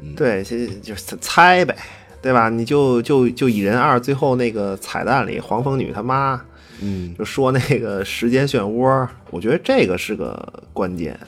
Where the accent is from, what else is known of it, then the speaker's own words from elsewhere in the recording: Beijing, China; accent: 京腔 (Beijing accent); 我这一京腔儿说书人